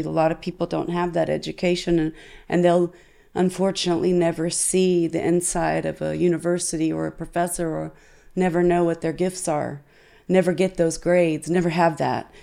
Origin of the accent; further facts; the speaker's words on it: United States; as an American